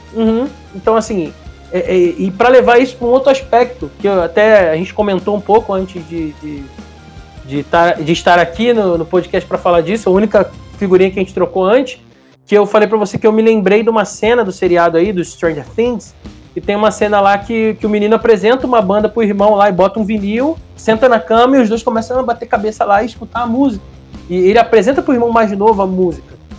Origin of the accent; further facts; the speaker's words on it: Rio de Janeiro, Brazil; now in São Paulo, Brazil; Eu sou do Rio de Janeiro, moro hoje em São Paulo